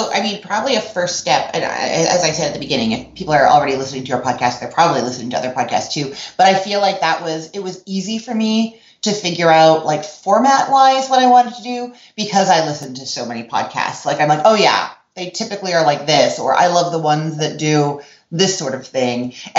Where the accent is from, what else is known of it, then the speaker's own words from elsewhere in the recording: Canada; now in Orlando, United States; And then when I moved from Canada to Orlando, Florida, I used to listen to, like, the equivalent of NPR, I guess, CBC radio, continuously.